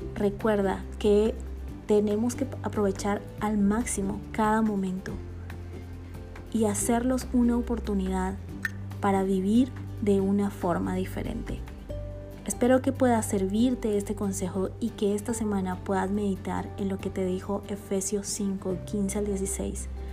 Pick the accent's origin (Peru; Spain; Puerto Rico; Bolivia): Bolivia; now in Guatemala; boliviana de nacimiento y guatemalteca por amor y residencia